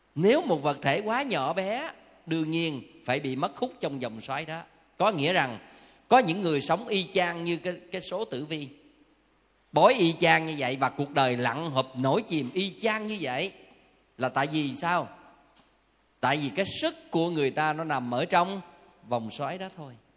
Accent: Southern Vietnam, Vietnam; phong tục tập quán và văn hóa miền Nam của mình

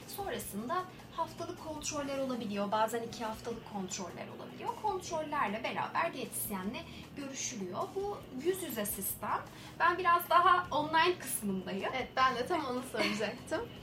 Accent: Ankara, Turkey; ben aslında Ankaralıyım. Ankara'da yaşıyorum.

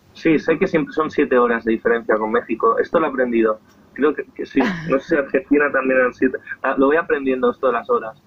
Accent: Esplugues de Llobregat, Catalonia, Spain; Soy de Esplugas, nací en esta ciudad

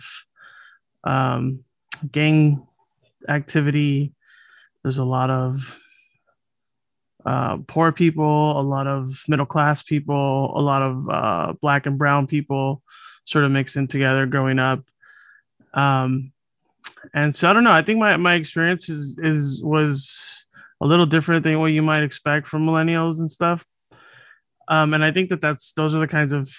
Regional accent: Los Angeles, California, United States; I grew up here

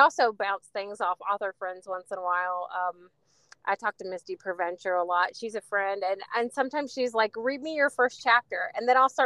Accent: West Virginia, United States; I'm from West Virginia

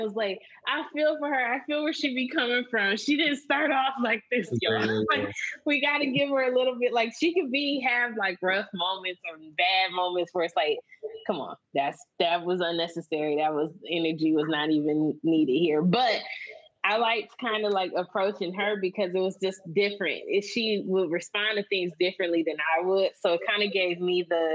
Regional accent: Michigan, United States; we're both from Michigan, but we are both from different places in Michigan.

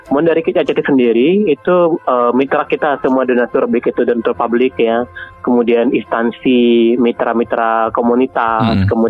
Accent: West Sumatra, Indonesia; Itu kan memang khasnya orang kita ya Minangkabau

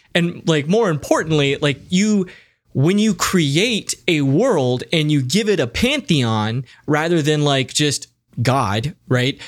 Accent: United States; As an American

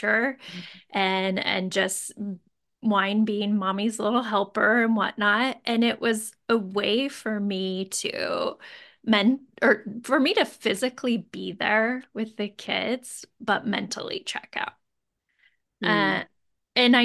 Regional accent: Moscow, Idaho, United States; now in Boise, United States; I grew up in Moscow and I went to U

